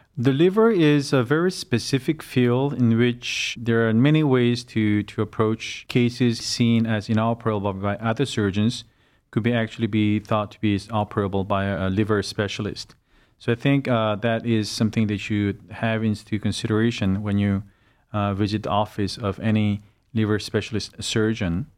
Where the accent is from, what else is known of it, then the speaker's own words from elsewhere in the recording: South Korea; moved away as an adult; now in Cleveland, United States; I had most of my education uh, back in South Korea. And I developed my career back in South Korea